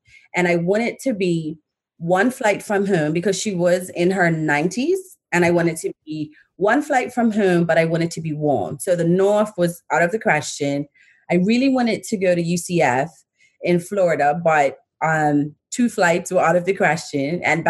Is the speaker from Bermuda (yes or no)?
yes; Bermuda; moved away as an adult; also born or lived in Georgia, United States; now in Manchester, United Kingdom; I'm from Bermuda, born and bred. Spent a few years overseas in the States for university, went to University of Georgia, have a degree in journalism. And in 2016, I found myself... I migrated to Manchester